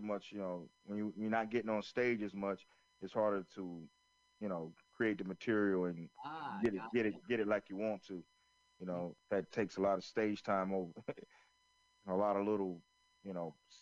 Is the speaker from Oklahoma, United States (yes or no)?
no; Florence, South Carolina, United States; where I grew up in Florence, South Carolina